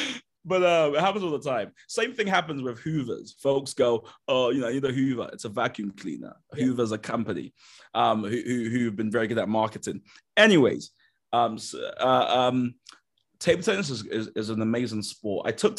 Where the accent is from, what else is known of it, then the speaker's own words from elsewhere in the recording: Nigeria; And part of it has been being Nigerian. The typical Nigerian experience is you'd come home with like a 84, and my mum would kind of go, well done, but where's the other 16?